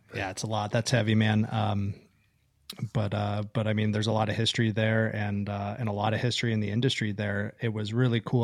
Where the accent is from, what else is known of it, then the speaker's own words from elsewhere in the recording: Northwestern Pennsylvania, United States; growing up, I'm from the Northwestern, um, uh, Pennsylvania